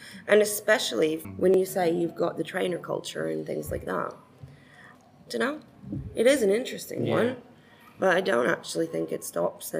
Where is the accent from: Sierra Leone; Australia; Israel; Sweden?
Israel; moved away; I grew up in Israel, and to be honest, there was no school uniforms